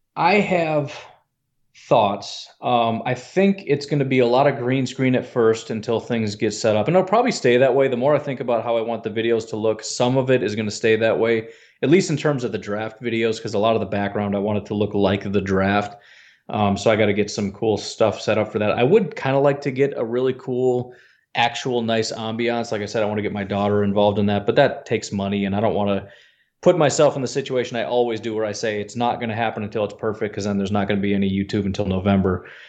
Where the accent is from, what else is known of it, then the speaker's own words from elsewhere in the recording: Illinois, United States; I grew up in Illinois, but my dad is from Wisconsin